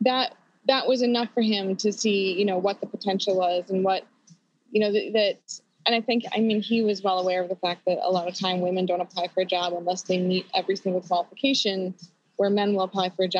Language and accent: English; Wisconsin, United States; moved away as an adult; also born or lived in Chicago; I'm originally from Wisconsin, and once I had moved to Chicago for the election